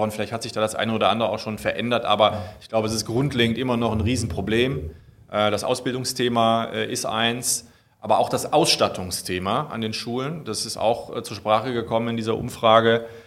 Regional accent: Euskirchen, North Rhine-Westphalia, Germany; now in Cologne, Germany; Ich komme eigentlich äh, aus der Voreifel, darf ich ja hier mal sagen, also

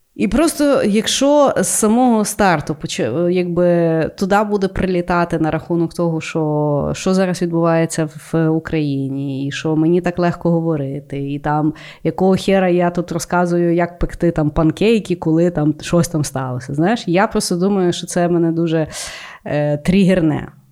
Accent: Ukraine; я українка

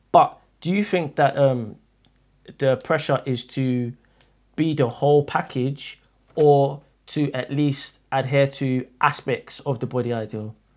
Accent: Nigeria; I'm from Nigeria

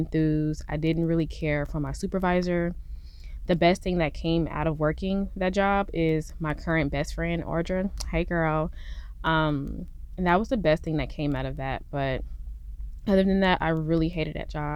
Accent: Fayetteville, North Carolina, United States; moved away as an adult; now in Houston, United States; I'm actually from North Carolina, Fort Bragg, Fayetteville area. And I come from a military family

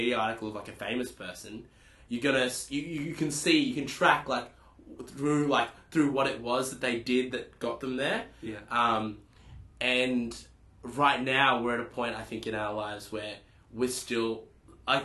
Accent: Newcastle, New South Wales, Australia; I'm from Newcastle

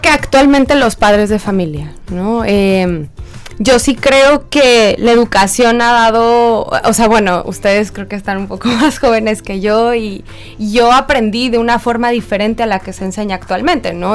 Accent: Mexico; moved away; yo no soy de aquí, yo soy de México

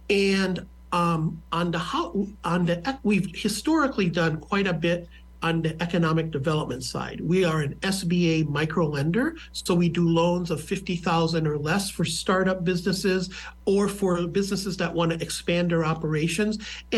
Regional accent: Midwest, United States; now in Lincoln, United States; But I really was a Midwesterner. I am not a New Yorker, and I had a friend who was doing a search for this executive director position here in Lincoln.

